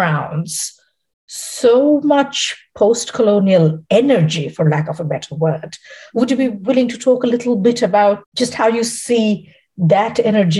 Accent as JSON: {"language": "English", "town": "Kolkata", "region": "West Bengal", "country": "India", "tie": "born or raised there", "said": "I grew up in Calcutta"}